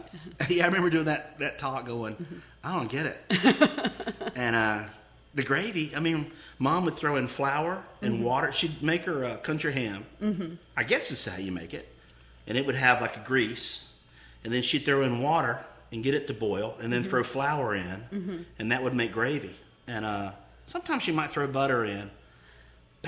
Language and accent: English; Denver, North Carolina, United States; I grew up outside of Charlotte in a small town called Denver on Lake Norman.